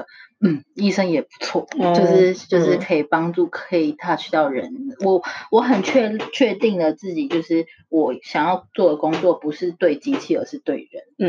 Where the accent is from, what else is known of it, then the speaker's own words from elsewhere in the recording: Taiwan; moved away as an adult; now in United States; 从小在台湾长大